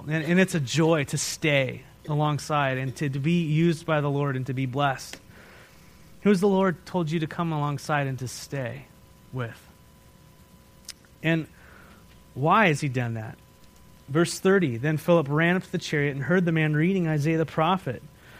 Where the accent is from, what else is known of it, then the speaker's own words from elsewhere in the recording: Escondido, California, United States; I'm like, that's where we're from. That's where we came here from.